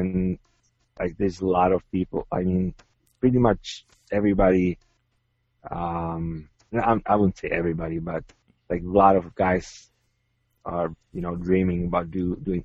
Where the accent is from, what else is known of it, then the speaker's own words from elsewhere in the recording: Czechia; moved away; I'm originally from Czech Republic